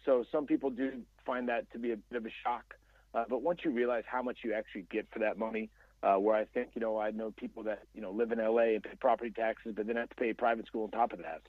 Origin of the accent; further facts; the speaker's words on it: Dallas, Texas, United States; also born or lived in Plano, Texas; born and raised in Dallas, I live in the suburbs, uh, Plano, Texas